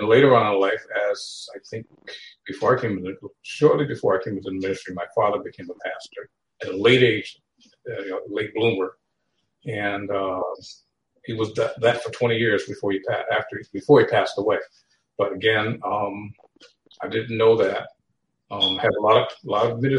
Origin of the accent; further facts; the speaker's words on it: New Haven, Connecticut, United States; I am from New Haven, Connecticut, originally